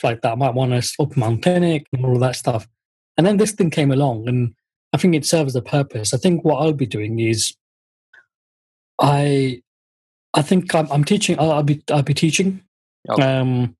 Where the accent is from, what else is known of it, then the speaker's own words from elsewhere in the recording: Luton, East of England, United Kingdom; first language Bengali; And I born in the UK. We were born in Luton, actually.